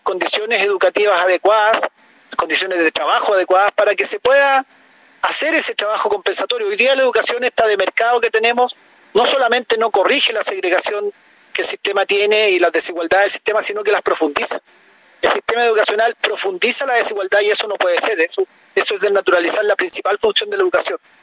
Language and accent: Spanish; Chile; como ciudadano chileno, como, como una persona que quiere lo mejor para nuestro país